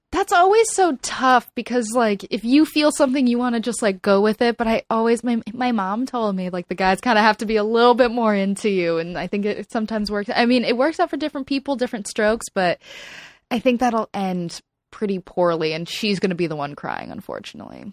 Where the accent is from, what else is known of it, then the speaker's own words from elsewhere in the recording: South Florida, United States; now in Los Angeles, United States; moving to L A, I'm, I'm originally from South Florida